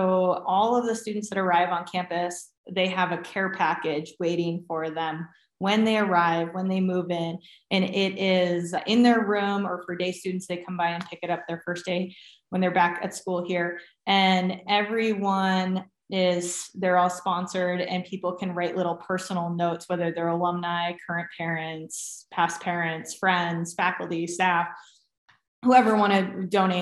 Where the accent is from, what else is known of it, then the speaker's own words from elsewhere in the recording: New England, United States; moved away; growing up in New England is second to none.